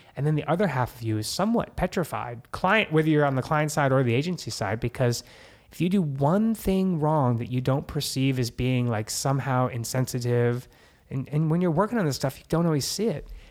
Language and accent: English; New Jersey, United States; now in Los Angeles, United States; I'm Jersey